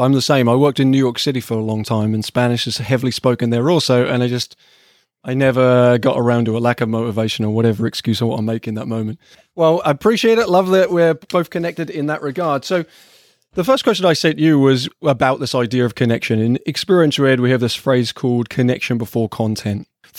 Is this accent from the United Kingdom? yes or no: yes; Ipswich, East of England, United Kingdom; Now, this is special to me, partly because I was born and raised in Ipswich, but also because Ipswich Town Football Club is the team that I support.